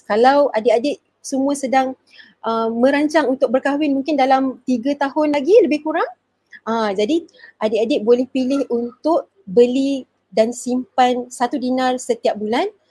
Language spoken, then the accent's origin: Malay; Kuala Lumpur, Malaysia; saya dari Kuala Lumpur. Sekarang ni menetap di Kuala Lumpur, bekerja di Kuala Lumpur.